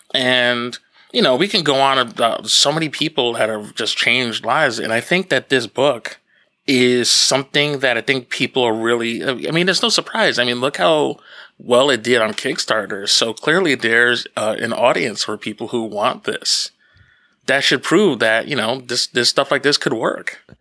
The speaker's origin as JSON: {"language": "English", "region": "Northeastern New Jersey", "country": "United States", "tie": "born or raised there", "moved": "yes", "lives_now": "Long Island, United States", "said": "where I grew up in New Jersey"}